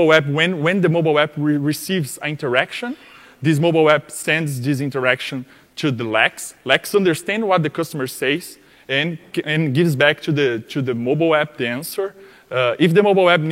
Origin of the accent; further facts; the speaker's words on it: Brazil; English is a second language; we are from Brazil